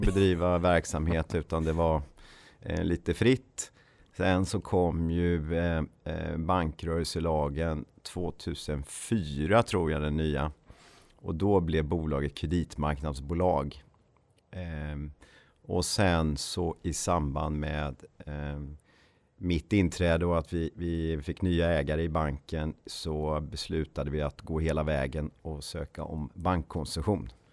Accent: Ulricehamn, Västra Götaland, Sweden; moved away as an adult; also born or lived in Uppsala; född och uppväxt i Ulricehamn som ligger mellan Borås och eh, Jönköping. Eh, bodde där tills jag eh, flyttade till Uppsala

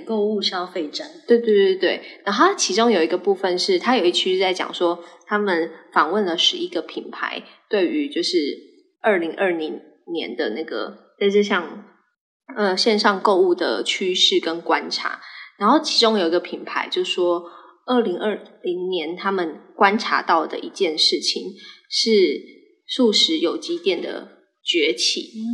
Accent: Tainan, Taiwan; moved away; 我也是台南人，我们家真的非常爱吃鱼

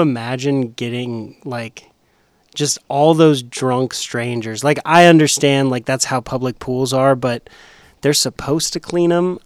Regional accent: Las Vegas, Nevada, United States; also born or lived in Murfreesboro, Tennessee; now in Nashville, United States; I'm from Vegas and the traffic's terrible there

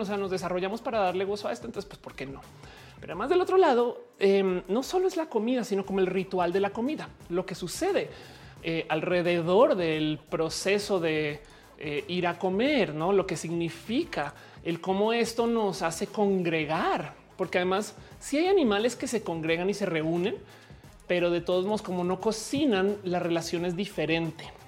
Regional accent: Colombia; now in Mexico; Yo, como colombiana

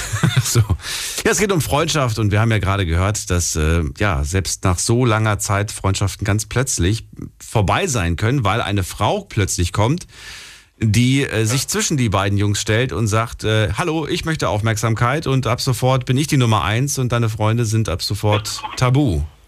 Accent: Frankfurt, Hesse, Germany; ich komme aus Frankfurt

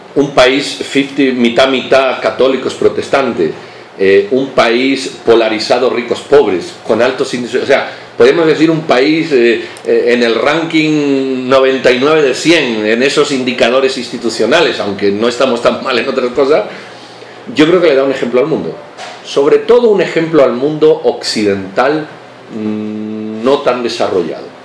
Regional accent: Spain; now in Guatemala; cuando yo nací, yo soy español de origen

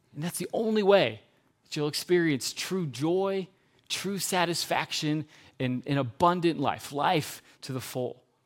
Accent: Geneva, United States; I grew up in Geneva when I was a kid

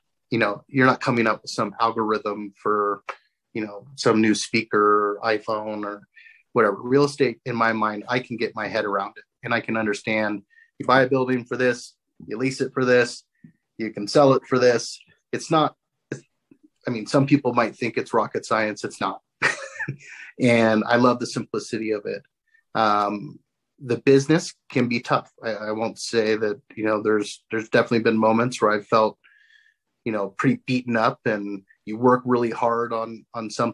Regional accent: Coronado, California, United States; moved away; I grew up in Coronado down in San Diego

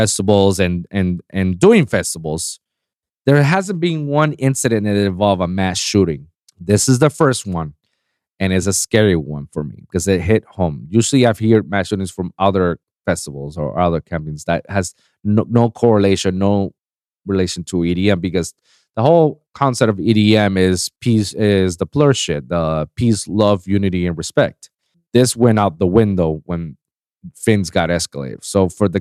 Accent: Puerto Rico; moved away; I left Puerto Rico, my hometown

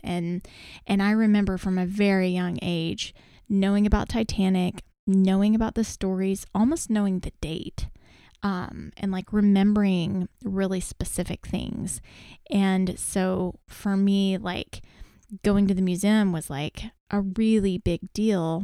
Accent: Texas, United States; we're from Texas

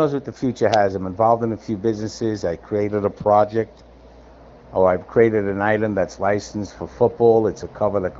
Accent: New York City, New York, United States; moved away as an adult; now in Los Angeles, United States; I grew up in Brooklyn.

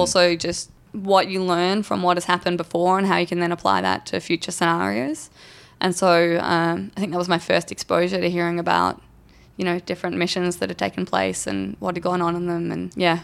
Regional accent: Torquay, Victoria, Australia; moved away as an adult; now in Los Angeles, United States; I grew up a few blocks from the beach

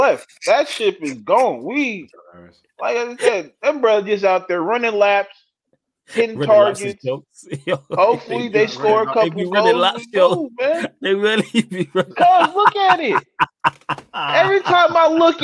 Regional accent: Kenya; As a Kenyan

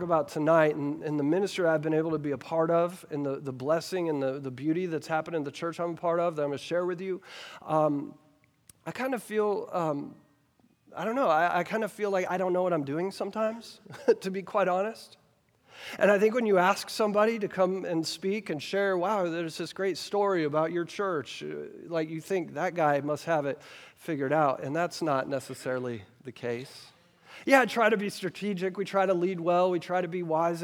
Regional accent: Versailles, Kentucky, United States; moved away; I grew up right here in Woodford County. I grew up in Versailles, Kentucky.

